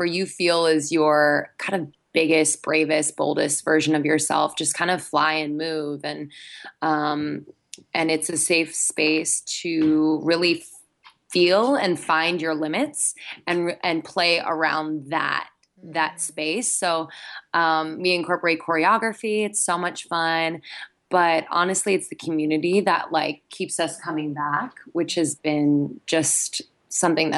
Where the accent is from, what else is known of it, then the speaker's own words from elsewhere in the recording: Philadelphia, Pennsylvania, United States; moved away as an adult; also born or lived in Boston / New York City; I am from the East Coast, so I'm from Philadelphia, the Philadelphia area, just north of Philadelphia.